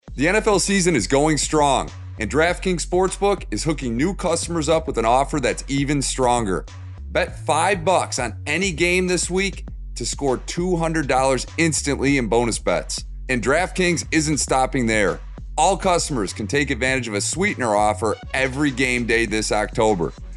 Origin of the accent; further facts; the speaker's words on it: Detroit, Michigan, United States; My hometown Detroit